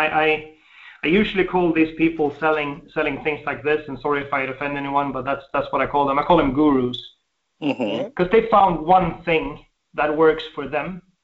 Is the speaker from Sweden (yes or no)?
yes; Sweden; I was born in Sweden, we have a deep, I would say a deep socialist upbringing